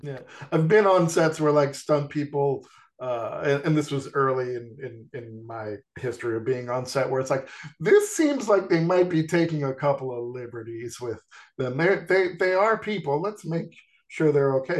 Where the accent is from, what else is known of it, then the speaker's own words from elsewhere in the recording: New York, United States; growing up in New York